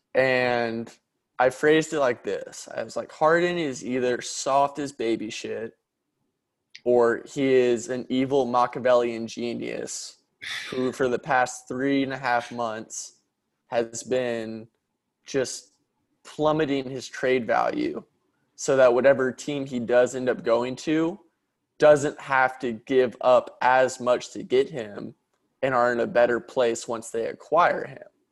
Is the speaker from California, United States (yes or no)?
no; Dallas, Texas, United States; I'm from Dallas